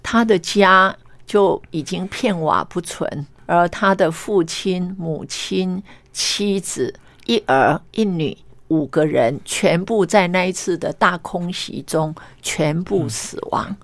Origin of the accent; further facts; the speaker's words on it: Meishan, Chiayi County, Taiwan; 他在我们故乡，他有一个衣冠冢。